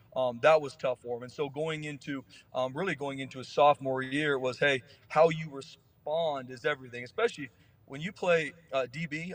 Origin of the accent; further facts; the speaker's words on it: San Diego, California, United States; I'm from San Diego too